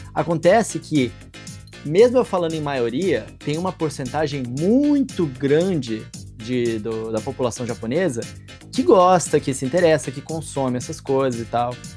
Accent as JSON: {"language": "Portuguese", "region": "Mato Grosso do Sul", "country": "Brazil", "moved": "yes", "said": "eu sou de Mato Grosso do Sul originalmente"}